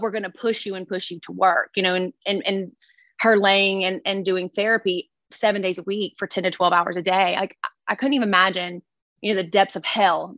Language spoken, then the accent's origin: English; Louisiana, United States; I'm from Louisiana.